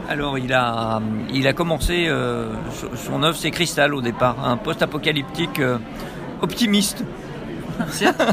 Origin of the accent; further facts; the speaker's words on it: Lyon, Auvergne-Rhône-Alpes, France; Lyon et je joue sur table euh, exclusivement.